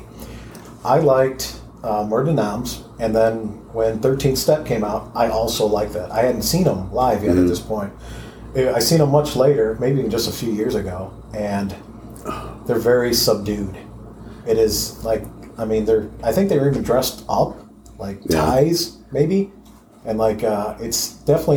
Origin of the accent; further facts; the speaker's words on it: Toledo, Ohio, United States; also born or lived in Perrysburg, Ohio; I grew up in Toledo, Ohio